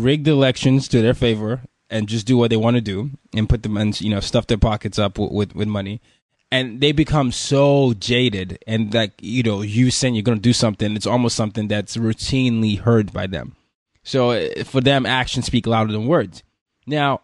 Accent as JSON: {"language": "English", "country": "Nigeria", "said": "I'm from Nigeria"}